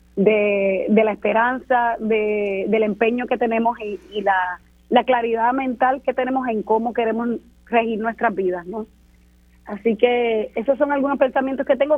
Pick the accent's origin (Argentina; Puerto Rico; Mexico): Puerto Rico; soy puertorriqueña